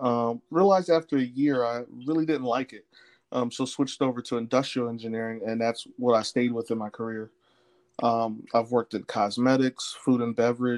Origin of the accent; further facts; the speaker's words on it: Willingboro, New Jersey, United States; also born or lived in other countries; I'm originally from South Jersey, Willingboro, New Jersey. But both my parents were in the Army, so I was a military brat. So lived in other countries, traveled a lot as a kid